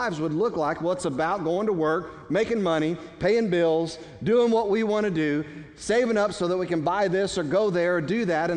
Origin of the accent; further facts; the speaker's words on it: United States; we as American citizens